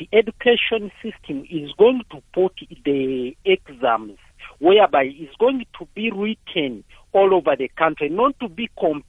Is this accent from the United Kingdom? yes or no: no; Uganda; now in Mpumalanga, South Africa; I wanted to talk on my background, all the way we started in my country, in Uganda.